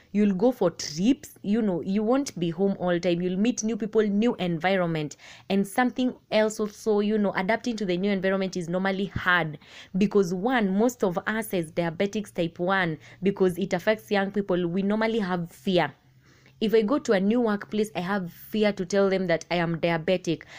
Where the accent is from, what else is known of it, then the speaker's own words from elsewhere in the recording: Machakos County, Kenya; I am from Machakos County